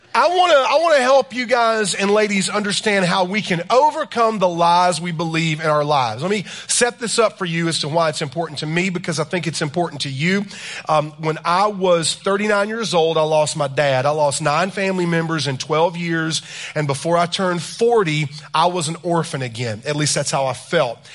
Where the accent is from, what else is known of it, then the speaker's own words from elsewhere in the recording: South Carolina, United States; I am from South Carolina